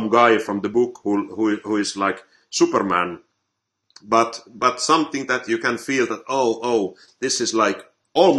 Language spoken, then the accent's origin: English; Finland; I'm from Finland